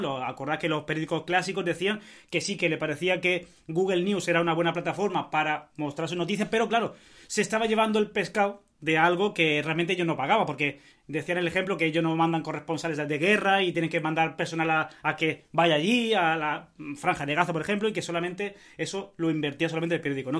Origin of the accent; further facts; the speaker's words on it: Spain; yo soy español